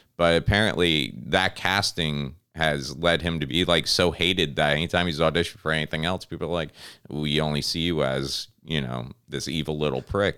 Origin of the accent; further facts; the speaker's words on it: Connecticut, United States; when I was a kid growing up in Connecticut